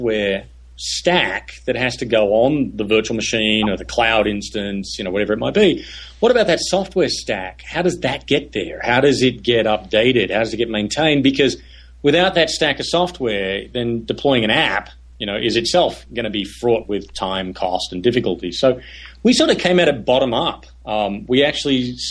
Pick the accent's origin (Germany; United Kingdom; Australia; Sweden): Australia; moved away as an adult; also born or lived in Silicon Valley; now in United States; I'm Australian. When I moved to Silicon Valley in early 96